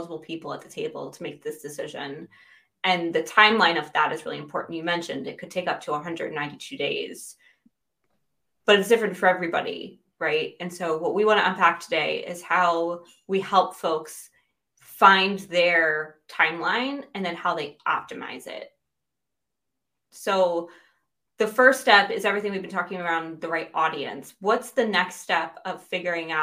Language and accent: English; United States; moved away as an adult; now in United Kingdom; I'm American but living in the UK